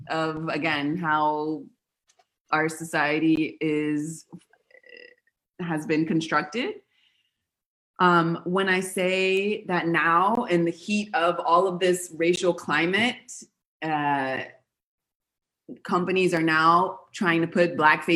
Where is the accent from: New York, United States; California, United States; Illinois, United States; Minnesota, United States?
California, United States; Los Angeles; moved away as an adult; also born or lived in Buenos Aires, Argentina / Patagonia; now in Argentina; I'm from Los Angeles and I also studied theater and film